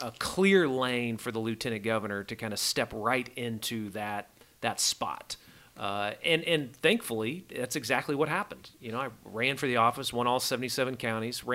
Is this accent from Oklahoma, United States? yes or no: yes; Tulsa, Oklahoma, United States; I'm a Tulsa boy. Grew up in the Tulsa area